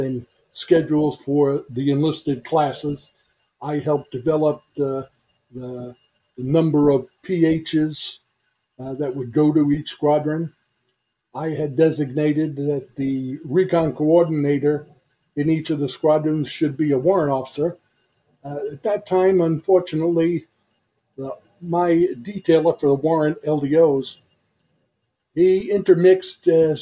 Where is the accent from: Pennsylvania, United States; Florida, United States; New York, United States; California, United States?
New York, United States; New York City; I am from Brooklyn, New York.